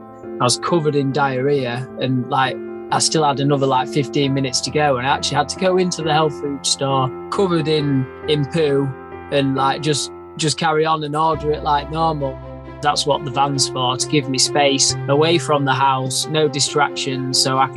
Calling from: Brigg, Yorkshire and the Humber, United Kingdom; Calling from just near Brigg, North Lincolnshire. I'm just on the farm at the moment.

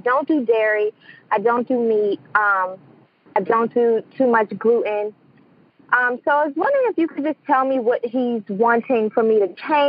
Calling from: Bowie, Maryland, United States; I'm calling from Maryland, Bowie, Maryland.

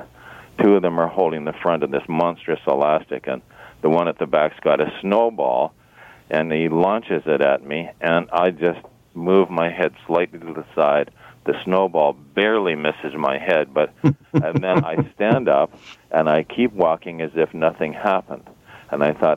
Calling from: Toronto, Ontario, Canada

